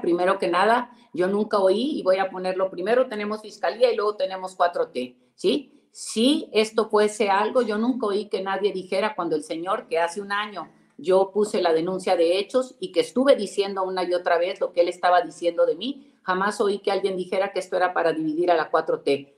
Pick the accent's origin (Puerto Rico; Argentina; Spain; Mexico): Mexico; Nuevo León